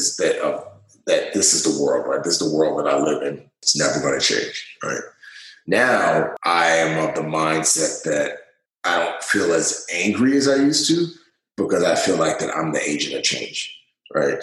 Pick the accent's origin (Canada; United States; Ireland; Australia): United States; New York City, New York; moved away as an adult; also born or lived in Nigeria; being born in Nigeria and riches and wealth and then losing everything. My father dying and moving to New York City and growing up in the Bronx